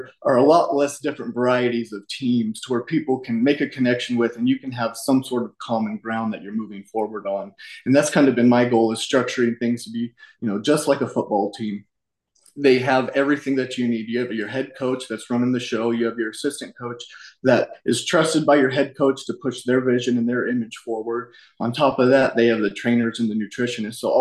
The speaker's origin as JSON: {"language": "English", "region": "Colorado", "country": "United States", "said": "I'm from Colorado"}